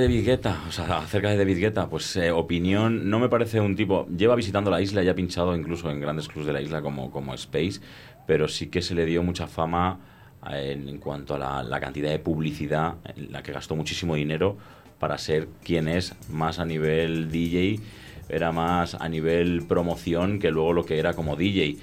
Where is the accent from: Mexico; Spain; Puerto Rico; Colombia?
Spain; Madrid, Community of Madrid; moved away as an adult; now in Ibiza, Spain; yo soy de Madrid, también llevo allí 17 años viviendo